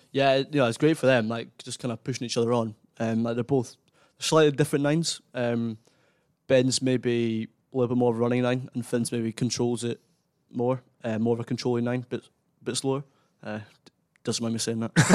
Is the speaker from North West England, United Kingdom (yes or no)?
no; Kinross, Scotland, United Kingdom; my hometown, Kinross